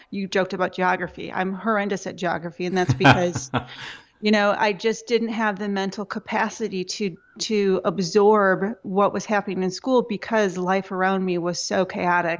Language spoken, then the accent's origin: English; Michigan, United States; I was born in Michigan